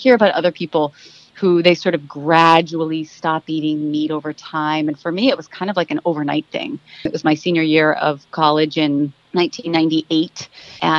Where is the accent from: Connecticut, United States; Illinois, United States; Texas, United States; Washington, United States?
Texas, United States; Dallas; now in Maryland, United States; I'm originally from Dallas, Texas